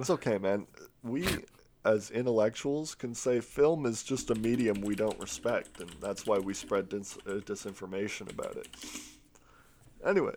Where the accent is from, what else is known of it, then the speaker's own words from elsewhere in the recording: United Kingdom; I'm, I'm British